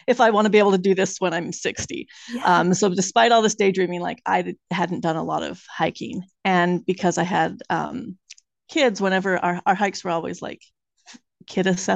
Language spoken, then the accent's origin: English; the West, United States; moved away as an adult; now in Salem, United States; I grew up in the West, and my husband and I moved out here